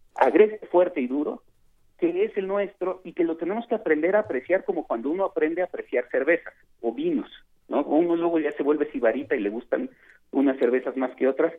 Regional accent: Mexico

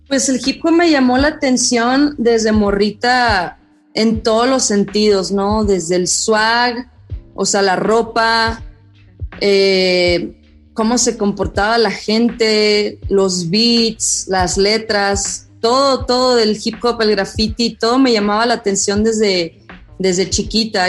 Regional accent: Monterrey, Nuevo León, Mexico; moved away as an adult; now in Mexico City, Mexico; nací, crecí en Monterrey

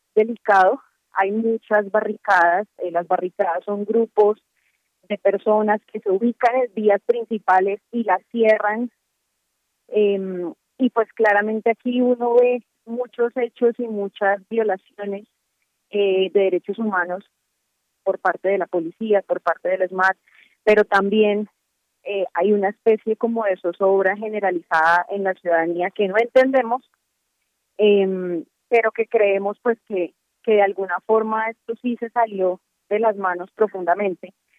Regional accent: Cali, Valle del Cauca, Colombia; moved away; es la ciudad, mi ciudad natal

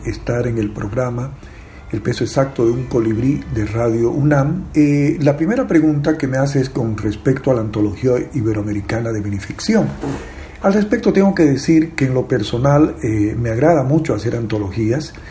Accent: Bolivia; escritor boliviano

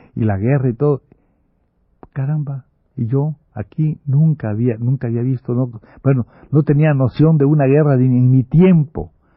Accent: Campeche, Mexico; also born or lived in Mérida; En este pueblo yo no hago nada porque mi familia, muy católica, no quiere que yo entre al instituto, al instituto campechano

